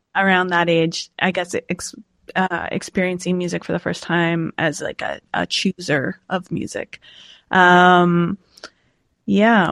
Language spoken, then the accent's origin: English; Montague, Prince Edward Island, Canada; And I grew up in Montague, Prince Edward Island.